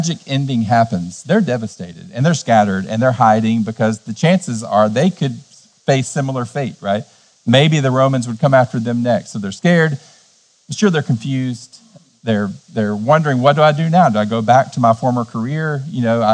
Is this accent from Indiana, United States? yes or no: no; Cleveland, Tennessee, United States; In my hometown, Cleveland, Tennessee, we're in the buckle of the Bible Belt